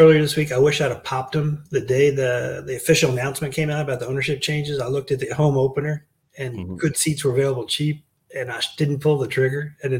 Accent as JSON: {"language": "English", "area": "Prince George's County", "region": "Maryland", "country": "United States", "tie": "born or raised there", "also_born_or_lived": "Washington, D.C.", "said": "So I was born in D.C. I grew up in Prince George's County. I grew up from, you know, stone's throw away from RFK, from FedEx."}